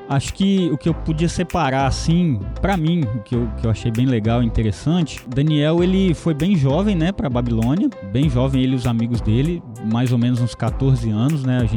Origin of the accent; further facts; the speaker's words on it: Itaguaçu, Espírito Santo, Brazil; now in Vitória, Brazil; Não sou daqui, sou lá de Itaguaçu, mas estou aqui em Vitória para fazer seminário.